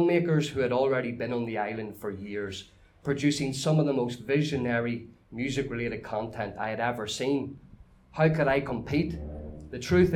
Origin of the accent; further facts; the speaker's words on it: Newry, Northern Ireland, United Kingdom; since I was a young lad growing up in Newry City